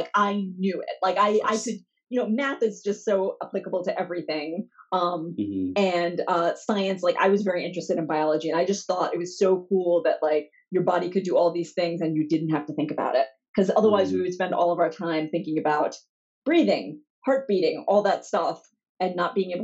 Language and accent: English; Louisville, Kentucky, United States; I grew up in Louisville, Kentucky.